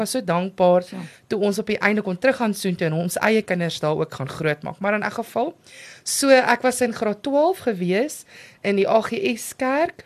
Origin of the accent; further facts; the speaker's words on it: Amanzimtoti, KwaZulu-Natal, South Africa; ek het groot geword in Amazimtoti.